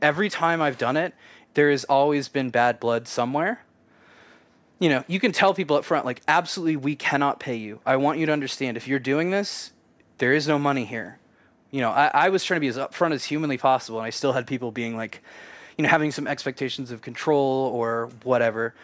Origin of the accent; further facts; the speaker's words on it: Kansas, United States; I grew up in Kansas, a super conservative